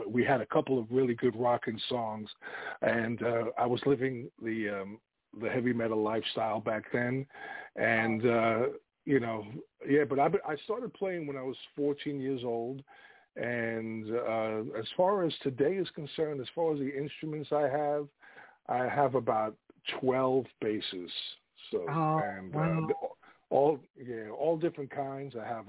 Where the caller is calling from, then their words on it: Virginia, United States; I am in Northern Virginia.